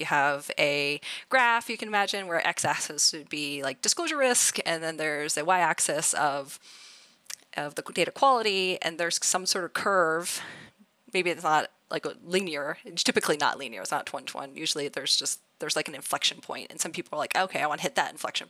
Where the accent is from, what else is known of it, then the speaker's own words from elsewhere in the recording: Idaho, United States; growing up in Idaho.